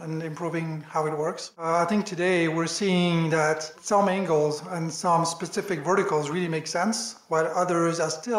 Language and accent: English; France; accent: French; English is a second language; moved away as an adult; also born or lived in Washington, DC, United States; now in New York, United States; I'm French, as you might hear from my accent. I moved to the US 12 years ago now